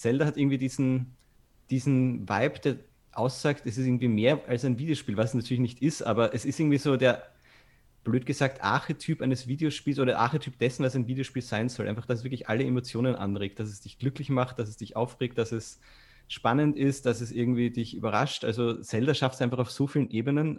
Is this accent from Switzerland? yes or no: no; Austria; moved away as an adult; also born or lived in Vienna; now in Germany; ich bin ja aus Österreich, man hört es vielleicht